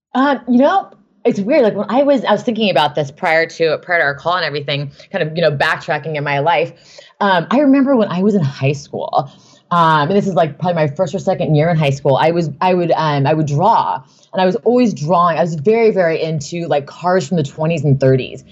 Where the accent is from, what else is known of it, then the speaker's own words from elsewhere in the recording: Newport Beach, California, United States; I grew up in Newport Beach